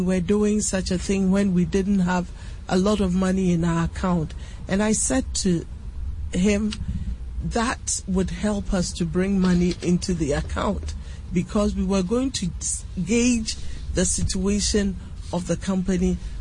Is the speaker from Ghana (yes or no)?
yes; Cape Coast, Central Region, Ghana; Commander, my hometown